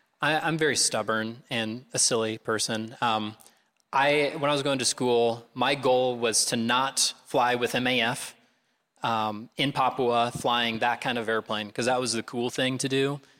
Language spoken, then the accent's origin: English; North Liberty, Iowa, United States; moved away as an adult; now in Indonesia; So we're actually from Iowa City area. I was raised in North Liberty, and we lived for quite a while before I moved off to college near the Greencastle Airport. So this is home for us.